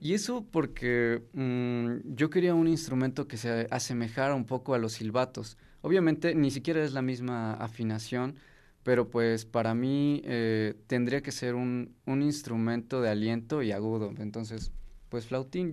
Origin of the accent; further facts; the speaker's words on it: Mexico; si no fuera yo mexicano